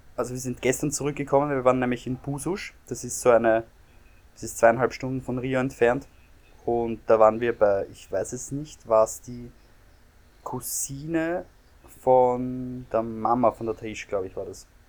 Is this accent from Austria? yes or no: yes; Austria; als Österreicher